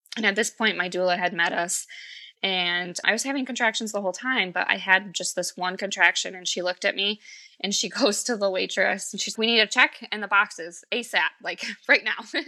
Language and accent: English; Michigan, United States; I'm from Michigan